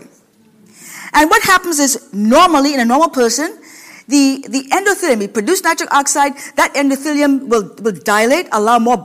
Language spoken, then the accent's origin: English; Washington, United States; now in Ohio, United States; a lot of skinny people in Washington State, where I come from